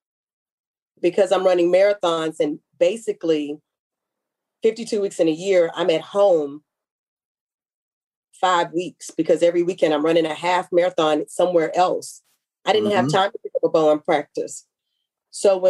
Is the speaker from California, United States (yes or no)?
no; Houston, Texas, United States; I'm from Texas